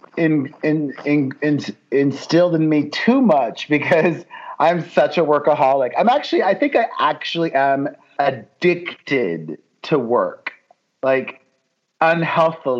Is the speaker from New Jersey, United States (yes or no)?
no; Miami, Florida, United States; moved away as an adult; also born or lived in New York City; now in Los Angeles, United States; grow up in Miami, the son of two Cuban immigrants